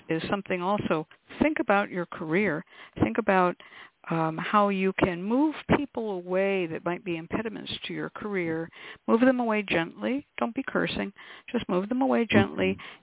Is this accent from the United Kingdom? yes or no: no; West Coast, United States; I grew up on the West Coast, and I was taught to burn red onion skins immediately that you peel them off the onion